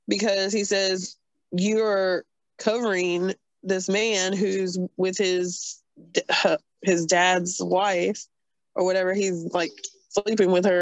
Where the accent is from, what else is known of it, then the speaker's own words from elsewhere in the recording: North Carolina, United States; I am redneck from North Carolina